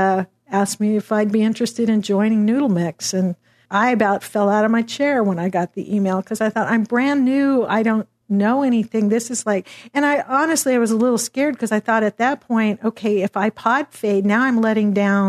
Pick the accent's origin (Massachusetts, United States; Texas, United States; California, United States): Texas, United States; Dallas; I was down in Austin. I'm from Dallas.